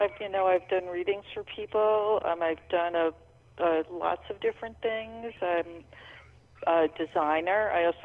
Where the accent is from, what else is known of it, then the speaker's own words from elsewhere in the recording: New York, United States; I'm originally from New York and the metropolitan area, but I lived most of my life in the Woodstock area.